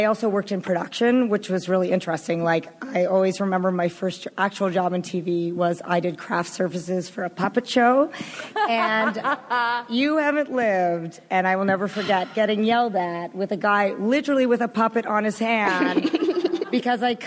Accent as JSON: {"language": "English", "country": "Canada", "said": "I'm from Canada"}